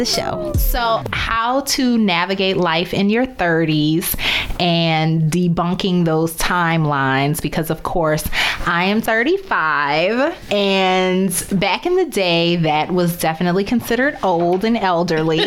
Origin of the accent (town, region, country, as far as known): New Orleans, Louisiana, United States; born or raised there; moved away as an adult; also born or lived in Baltimore / Chicago / Dallas